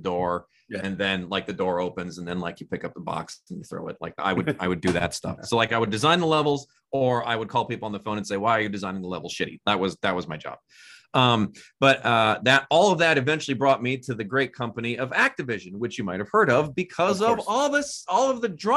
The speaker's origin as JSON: {"language": "English", "area": "a suburb north of Milwaukee", "region": "Wisconsin", "country": "United States", "tie": "born or raised there", "said": "I grew up in a suburb north of Milwaukee, Wisconsin."}